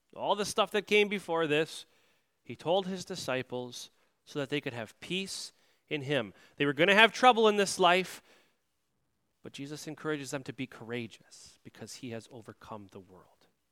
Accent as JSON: {"language": "English", "country": "United States", "said": "as Americans"}